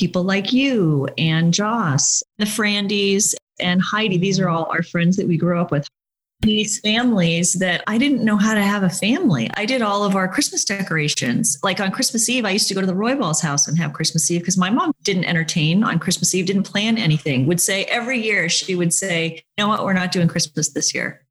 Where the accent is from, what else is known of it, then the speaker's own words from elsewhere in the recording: Laguna Niguel, California, United States; as a child growing up in Laguna Beach or in Laguna Niguel in South Orange County